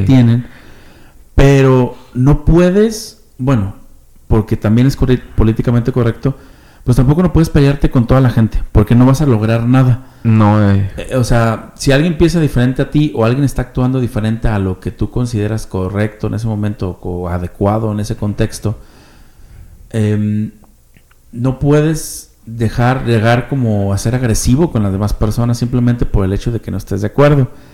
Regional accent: Mexico; somos de aquí

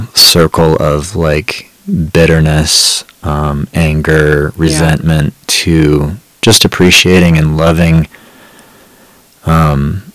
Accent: Montana, United States; was raised, born and raised in Montana.

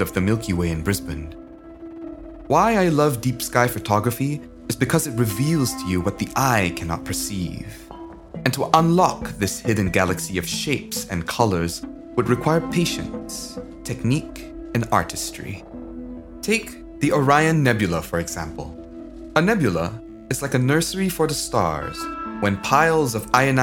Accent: Indonesia; As a kid, growing up in Indonesia in the 1980s

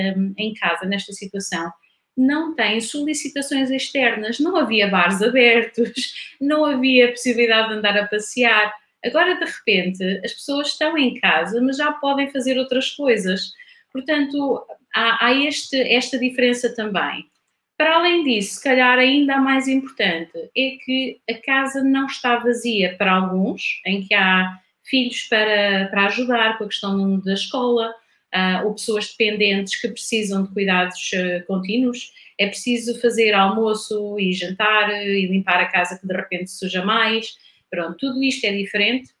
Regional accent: Coimbra, Centro, Portugal; moved away as an adult; also born or lived in Lisbon / London; nasci em Coimbra, ah, Vivi em Coimbra até aos 20 anos

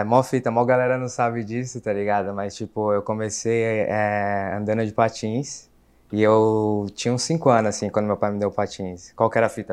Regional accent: São Paulo, Brazil; moved away as an adult; now in Lisbon, Portugal; Sou lá de São Paulo

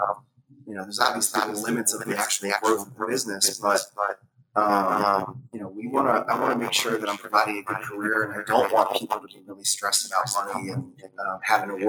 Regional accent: Massachusetts, United States; also born or lived in Reading, Pennsylvania; now in West Chester, United States; I grew up in Massachusetts when I was young, so I still have a lot of love for like the New England

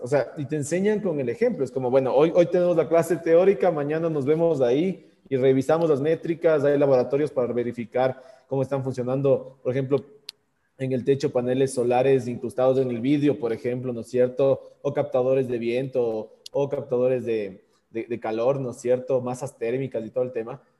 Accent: Quito, Pichincha, Ecuador; aquí en el Ecuador nosotros decimos, o bueno, al menos en Quito, en donde tenemos una, teóricamente una primavera eterna

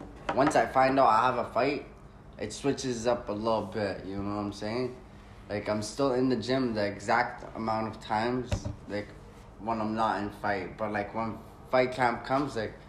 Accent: Canada; growing up in Canada

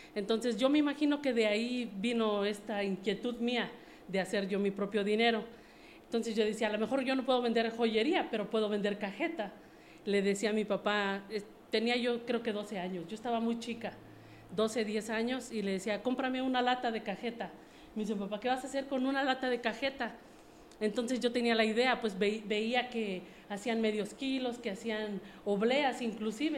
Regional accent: Mexico City, Mexico; moved away as an adult; also born or lived in United States; yo soy originaria de la Ciudad de México. Eh, estuve mucho tiempo bueno, viví ahí por 25 años

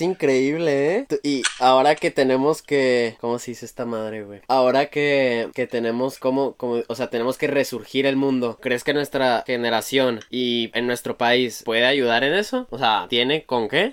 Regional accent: Chihuahua, Mexico; yo he estado en Chihuahua toda mi vida

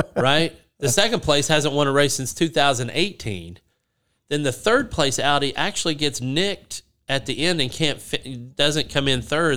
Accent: United States; I'm American

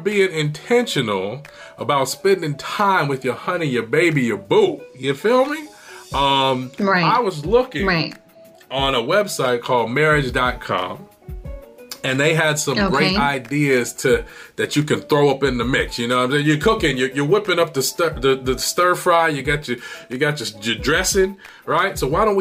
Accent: Michigan, United States; now in California, United States; I was born in Michigan

